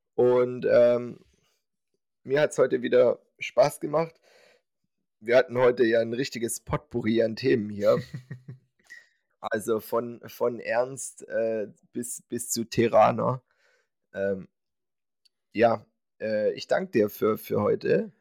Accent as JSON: {"language": "German", "region": "Swabia", "country": "Germany", "said": "ich bin Schwabe"}